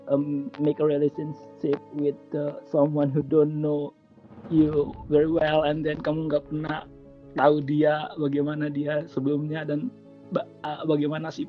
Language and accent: Indonesian; Indonesia; karena saya berasal dari Indonesia families come first